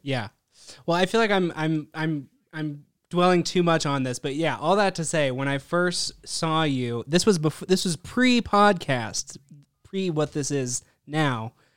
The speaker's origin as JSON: {"language": "English", "town": "Bend", "region": "Oregon", "country": "United States", "tie": "born or raised there", "said": "Born and raised here in Bend, Oregon"}